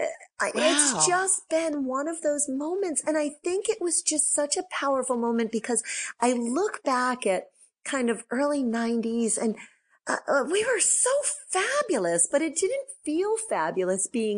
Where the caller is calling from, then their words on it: New Haven, Connecticut, United States; I'm in New Haven, Connecticut.